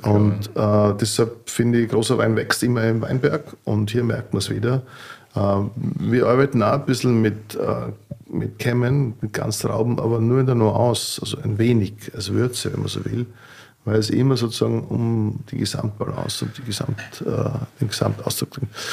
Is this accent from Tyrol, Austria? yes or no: no; Burgenland, Austria; bei uns in Burgenland